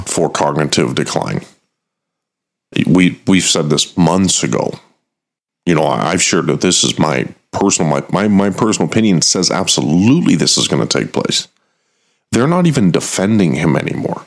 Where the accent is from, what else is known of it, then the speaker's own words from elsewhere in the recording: United States; I'm American.